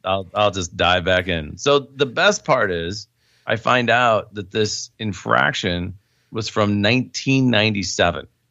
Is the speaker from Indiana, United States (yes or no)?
yes; Indiana, United States; moved away as an adult; now in Illinois, United States; I was born in Indiana. Um, I, you know, lived there temporary, I mean, before I, I left in college.